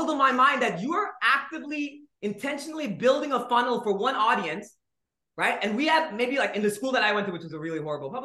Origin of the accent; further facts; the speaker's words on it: Nigeria; also born or lived in India; now in United States; I was born in India. I grew up in Nigeria. Then I came to the States